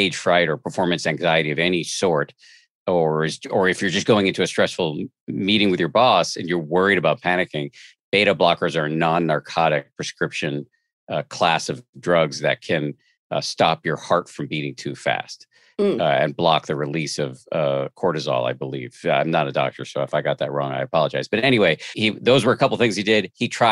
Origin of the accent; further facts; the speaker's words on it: Massachusetts, United States; I'm a agnostic from the People's Republic of Massachusetts